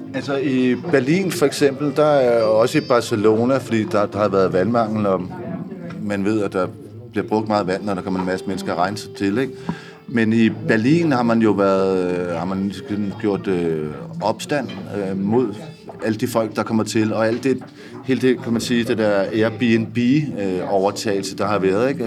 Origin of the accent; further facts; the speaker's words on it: Denmark; hjemme i Danmark